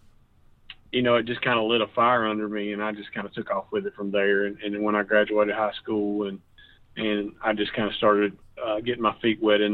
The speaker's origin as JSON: {"language": "English", "town": "Jacksonville", "region": "Alabama", "country": "United States", "tie": "born or raised there", "said": "Born and raised. I grew up in Jacksonville, Alabama. That's where I was born, and I've lived there my whole entire life."}